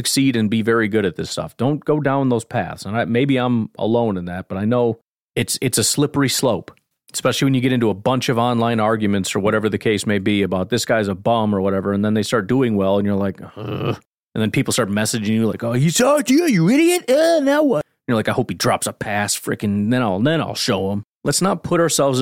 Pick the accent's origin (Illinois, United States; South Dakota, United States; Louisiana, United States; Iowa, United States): Illinois, United States; I grew up in Illinois, but my dad was from Wisconsin